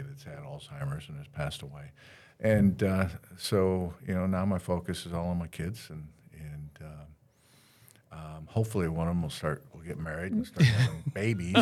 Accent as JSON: {"language": "English", "region": "Northwest Ohio", "country": "United States", "tie": "born or raised there", "moved": "yes", "lives_now": "Daytona Beach, United States", "said": "I'm that punk from Northwest Ohio, grew up in the middle of cornfields"}